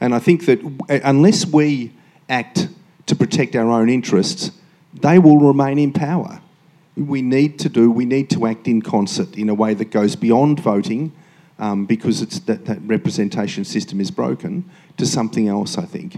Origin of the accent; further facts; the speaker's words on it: Queensland, Australia; So as a Queenslander, if you could extend that law from just fish farms to all waste